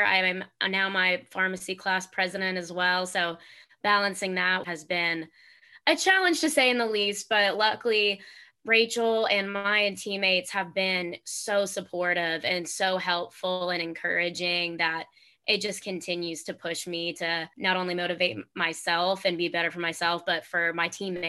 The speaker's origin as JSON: {"language": "English", "town": "Memphis", "region": "Tennessee", "country": "United States", "tie": "born or raised there", "said": "growing up in Memphis"}